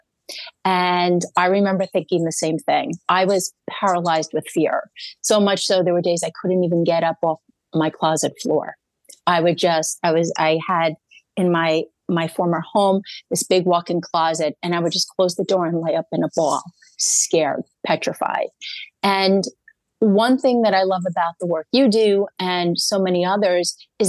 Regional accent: New York, United States; I'm a New Yorker

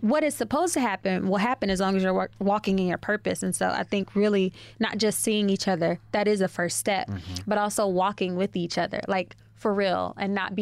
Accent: Chicago, Illinois, United States; moved away as an adult; also born or lived in New Orleans; now in New York, United States; I'm from Chicago, born and raised. The other side of my family is New Orleans.

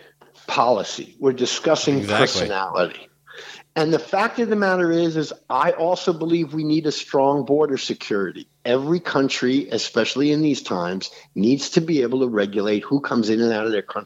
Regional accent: New York City, New York, United States; I grew up in New York City

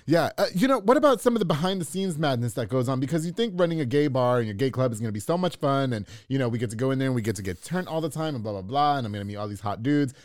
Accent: New York, United States; moved away; also born or lived in Florida; I'm from New York

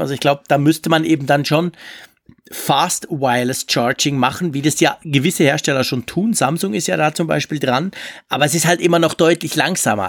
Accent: Switzerland; ich als Schweizer

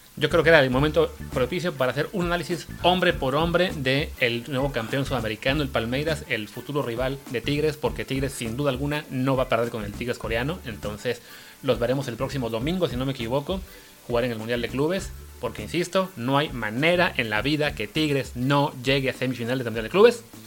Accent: Mexico; como mexicanos

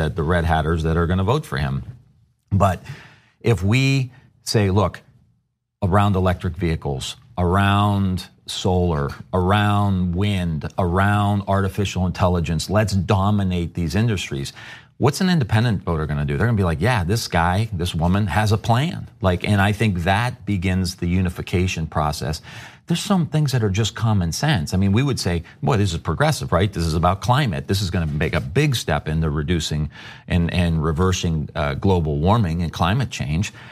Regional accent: Youngstown, Ohio, United States; I come from Youngstown, Ohio

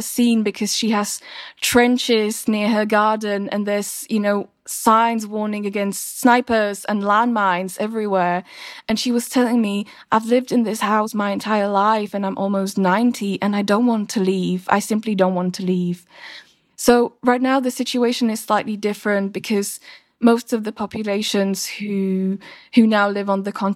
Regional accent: Slovakia; my home country, Slovakia

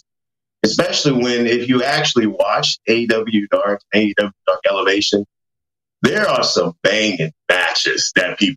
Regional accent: Atlanta, Georgia, United States; We're both here from Atlanta

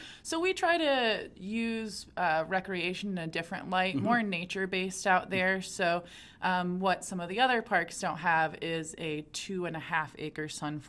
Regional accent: Fort Wayne, Indiana, United States; Born and raised in Fort Wayne, so the agriculture aspect and playing in cornfields at grandparents

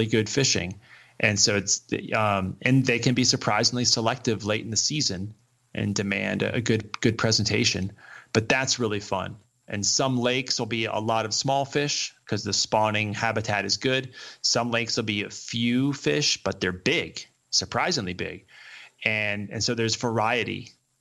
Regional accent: the East, United States; now in Colorado, United States; growing up in the East

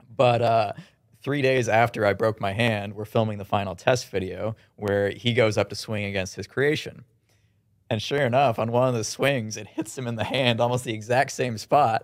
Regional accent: Kitchener, Ontario, Canada; we're from Kitchener

